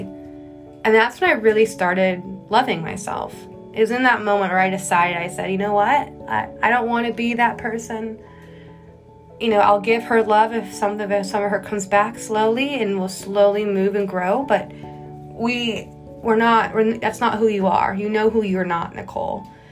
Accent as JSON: {"language": "English", "region": "Texas", "country": "United States", "tie": "born or raised there", "moved": "as an adult", "lives_now": "New York City, United States", "said": "growing up in Texas, you know, grandfather from Iran, mom overseas, dad from Midwest"}